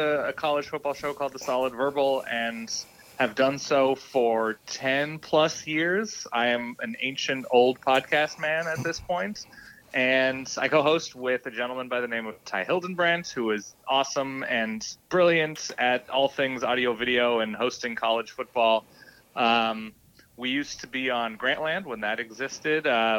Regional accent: Los Angeles, California, United States; moved away as an adult; also born or lived in Oregon; now in Brooklyn, United States; I grew up in Southern California in the LA area, and then went to the University of Oregon, back to LA before I moved out east to Brooklyn.

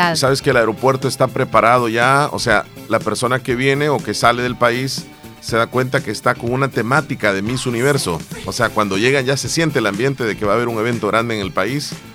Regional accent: El Salvador; nuestro país, El Salvador

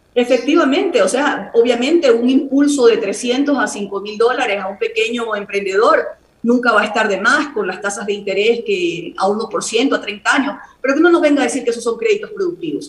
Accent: Guayaquil, Guayas, Ecuador; mi ciudad natal, Guayaquil

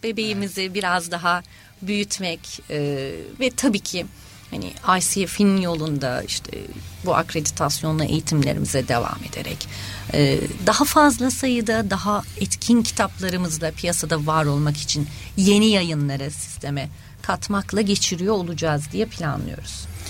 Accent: Adana, Turkey; moved away as an adult; also born or lived in Ankara / Istanbul; Ankara doğumluyum. Ee, eğitim hayatımı Çukurova bölgesinde geçirdim üniversiteye kadar

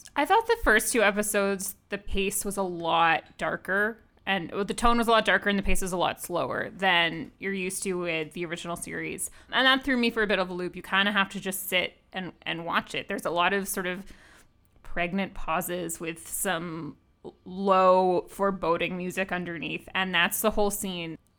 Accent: Boston, Massachusetts, United States; moved away; I'm originally from Boston

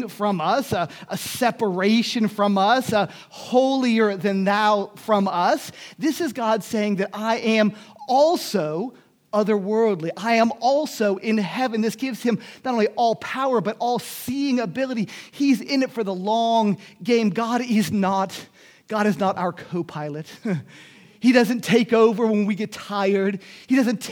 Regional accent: Miami, Florida, United States; moved away; also born or lived in Germany; In Miami, I grew up in Miami

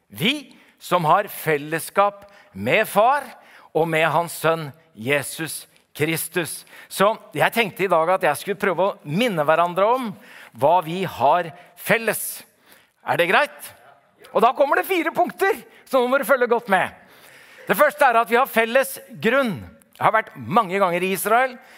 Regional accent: Oslo, Norway; Jeg kommer jo fra Oslo

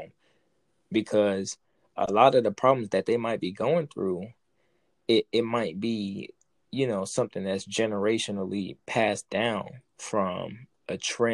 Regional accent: New York City, New York, United States; I grew up in Brooklyn young, and you know what I'm saying, on Flatbush

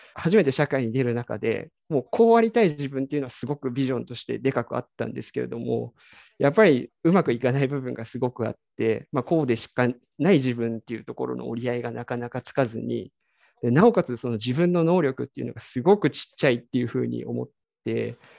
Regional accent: Kiryu, Gunma, Japan; also born or lived in Tokyo; 生まれも育ちも桐生で、18歳で地元の高校を卒業するまで、ずっとこの町であの生活して遊んでました

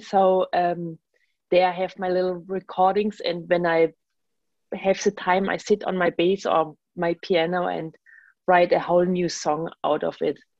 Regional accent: Germany; English is a second language; now in New York, United States; I'm from Germany and basically traveled, had the voyage from Germany to New York

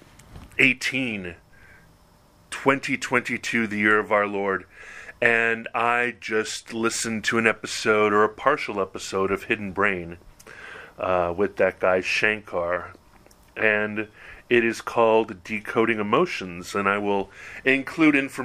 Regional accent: Hawaii, United States; moved away; my unique experience of growing up a white kid in Hawaii

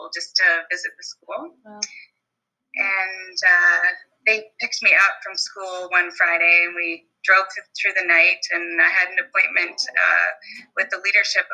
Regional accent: Brantford, Ontario, Canada; I was born in Brantford, Ontario, which is the home of Wayne Gretzky

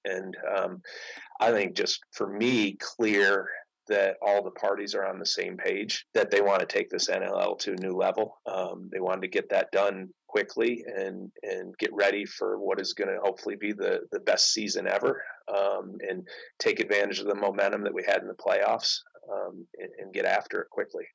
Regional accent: Syracuse, New York, United States; I grew up in outside Syracuse

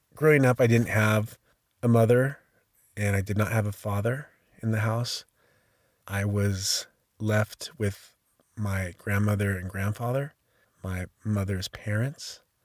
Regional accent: Sacramento, California, United States; I was born in 1971 in Sacramento, California

